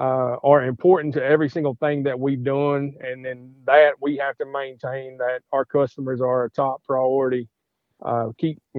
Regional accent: Madisonville, Kentucky, United States; I am from Madisonville, Kentucky, so I'm warehousing some of these components and stuff here in Madisonville

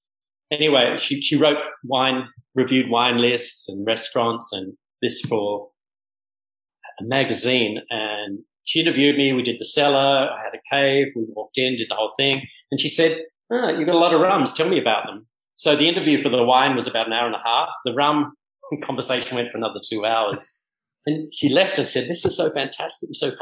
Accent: Bahamas; And I go, oh, hi … I'm from the Bahamas.

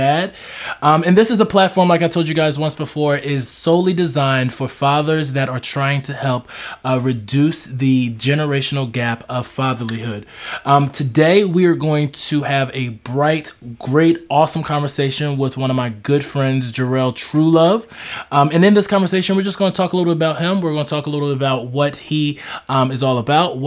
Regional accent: Philadelphia, Pennsylvania, United States; also born or lived in Oklahoma / Denton, Texas; now in Dallas, United States; I'm originally from Philadelphia, Texas native now. So or Dallas native

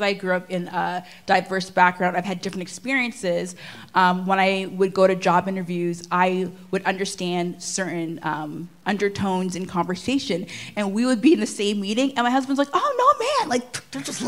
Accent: Durham, Ontario, Canada; also born or lived in Edmonton, Alberta; I grew up in Durham

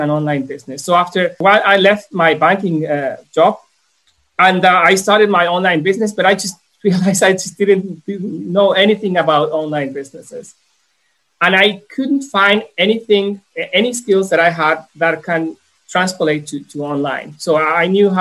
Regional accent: Mexico; also born or lived in Brisbane, Australia; I'm from Mexico. I came back to Mexico.

